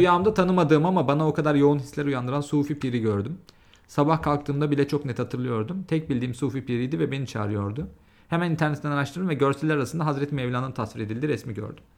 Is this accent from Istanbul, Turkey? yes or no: no; Konya, Turkey; born or raised there